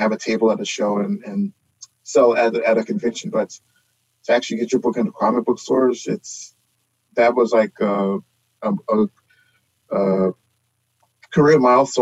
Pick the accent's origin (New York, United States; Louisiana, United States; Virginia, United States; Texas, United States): Texas, United States; Houston; I'm from Houston